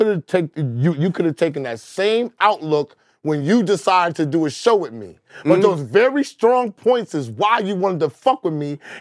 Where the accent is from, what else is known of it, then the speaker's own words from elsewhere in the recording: Dallas, Texas, United States; I grew up with Chaotic in Dallas in the same crib.